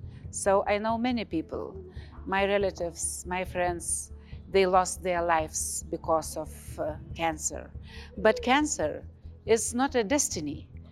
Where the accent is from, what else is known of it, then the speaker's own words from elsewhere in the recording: Lithuania; I am from Lithuania. I am a medical doctor before politics